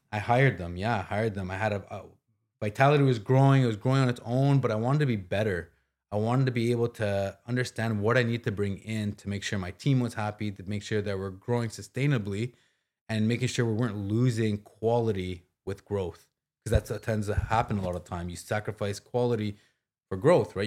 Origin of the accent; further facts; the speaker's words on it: Ottawa, Ontario, Canada; also born or lived in Toronto / Scotland; Ottawa, my hometown, all my friends and family.